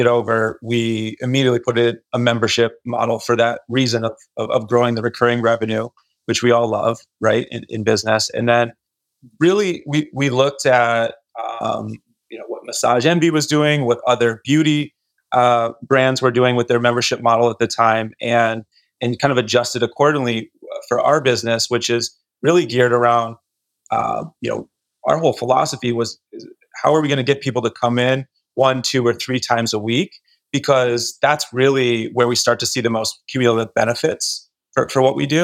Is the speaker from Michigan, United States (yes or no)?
yes; Michigan, United States; moved away as an adult; now in Costa Mesa, United States; I'm from Michigan originally. So I moved out to California back in 2010. I was 24 years old